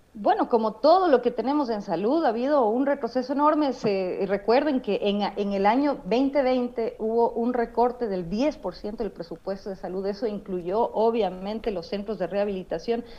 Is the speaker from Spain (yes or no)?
no; Ecuador; como sociedad ecuatoriana